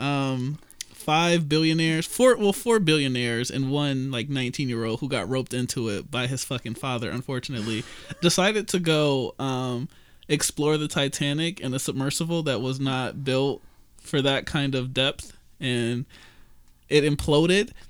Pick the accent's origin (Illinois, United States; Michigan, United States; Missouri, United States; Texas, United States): Michigan, United States; Detroit; me and Kat, born in Detroit, Sinai Grace